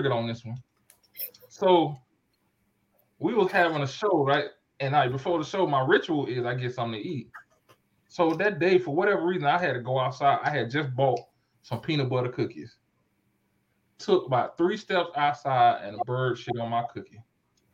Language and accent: English; Fort Lauderdale, Florida, United States; I'm from South Florida, Fort Lauderdale